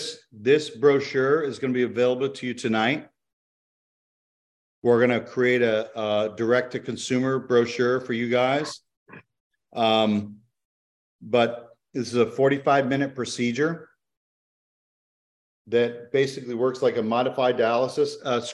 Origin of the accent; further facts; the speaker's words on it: DeBary, Florida, United States; I'm from DeBary. You can look it up. It's a very small city.